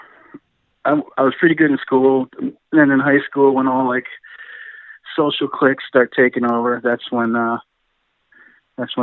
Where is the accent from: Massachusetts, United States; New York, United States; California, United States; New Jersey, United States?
New Jersey, United States; Montville; I was born Montville, New Jersey